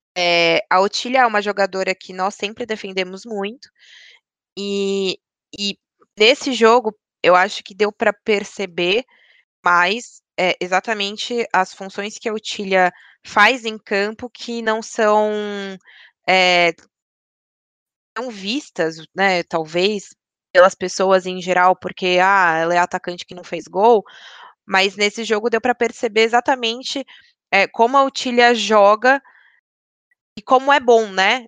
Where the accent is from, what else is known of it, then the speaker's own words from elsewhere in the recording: São Paulo, Brazil; eu sou de São Paulo, dois, eu moro bem perto do estádio mesmo